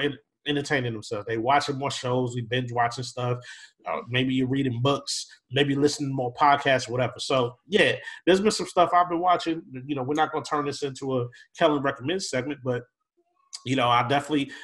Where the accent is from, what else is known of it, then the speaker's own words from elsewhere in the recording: Minneapolis, Minnesota, United States; I grew up in South Minneapolis and lived a fairly whatever city life